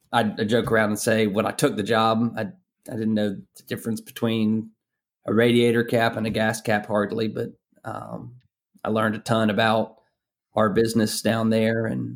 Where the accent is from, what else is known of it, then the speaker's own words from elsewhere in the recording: Athens, Georgia, United States; I grew up in Athens, Georgia.